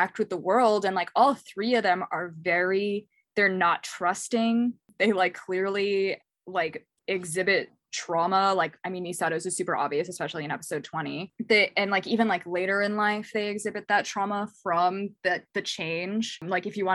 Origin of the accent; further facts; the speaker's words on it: New England, United States; moved away as an adult; also born or lived in New York; now in Philadelphia, United States; I grew up in New England